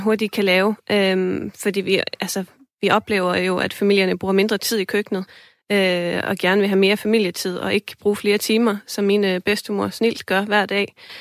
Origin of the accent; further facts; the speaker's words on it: Iceland; now in Denmark; jeg kommer fra Island